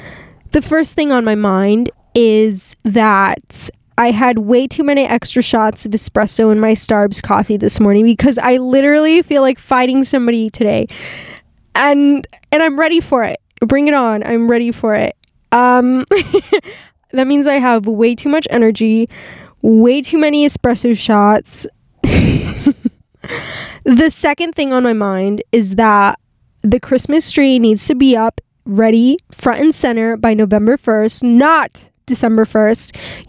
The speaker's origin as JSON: {"language": "English", "region": "California", "country": "United States", "tie": "born there", "said": "You know, my parents are Mexican. I was born in California, so, but obviously, like, I'm bilingual"}